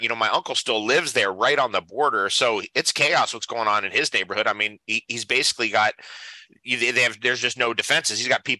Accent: San Diego, California, United States; also born or lived in Seaside Heights, New Jersey; I moved from the East Coast to the border, and I lived on the San Diego-Mexico border and grew up there. The only TV we got was Mexican TV

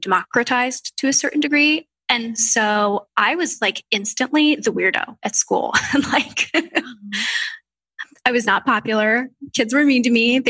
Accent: Orange County, California, United States; I was from Orange County, so it's an hour and a half from Los Angeles.

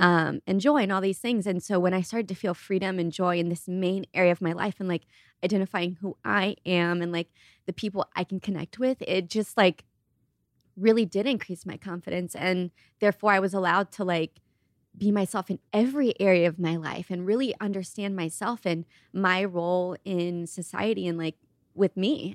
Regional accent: Ohio, United States; moved away; I grew up in Ohio

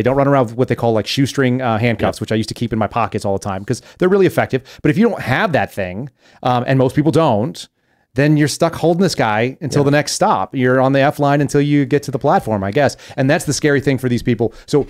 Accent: Texas, United States; So that's also terrifying because I grew up in Texas.

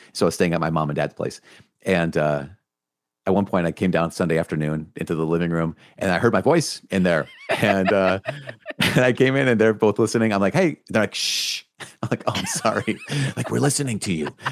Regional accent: Minnesota, United States; I'm from Minnesota

